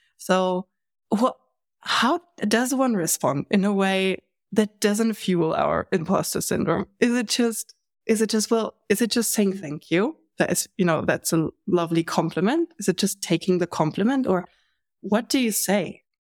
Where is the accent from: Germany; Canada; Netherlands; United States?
Germany; I'm from Germany.